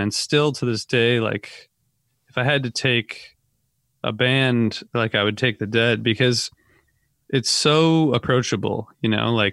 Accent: Northern Ohio, United States; I'm from Northern Ohio

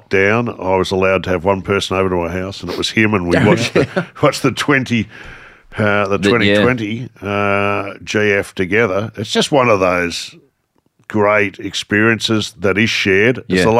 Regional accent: Canberra, Australian Capital Territory, Australia; born there; also born or lived in Victoria; I was actually born in Canberra. Canberra's favourite son, I like to say.

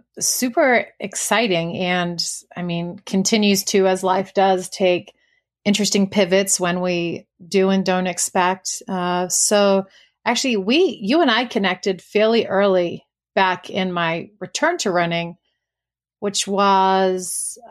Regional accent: New Zealand; I am from New Zealand originally, so I apologize if anyone has any difficulty with the accent. Most of it has sort of dropped off

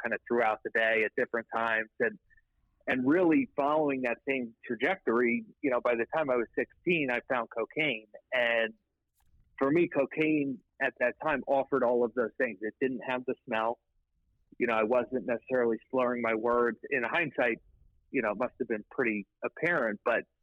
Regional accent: outside Philadelphia, Pennsylvania, United States; Just outside of Philadelphia

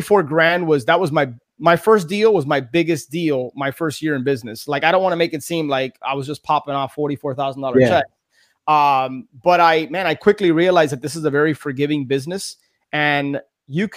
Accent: Miami, Florida, United States; born and raised in Miami.

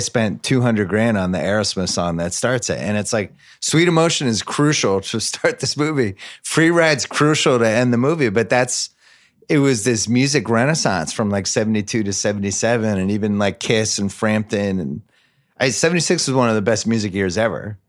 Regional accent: Brookline, Massachusetts, United States; when I was a kid growing up in Brookline

